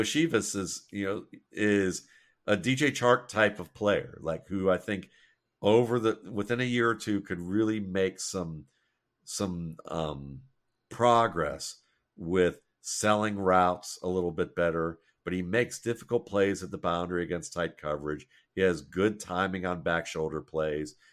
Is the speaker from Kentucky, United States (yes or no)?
no; Mayfield Heights, Ohio, United States; growing up in Mayfield Heights, Ohio